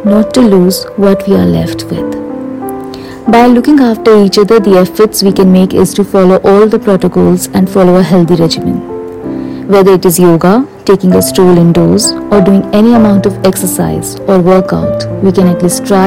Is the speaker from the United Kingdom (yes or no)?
no; India; Being in my home country